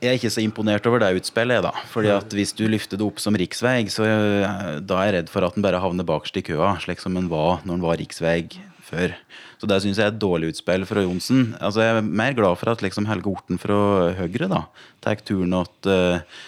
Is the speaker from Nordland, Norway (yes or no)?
no; Gudbrandsdalen, Innlandet, Norway; jeg er fra Gudbrandsdalen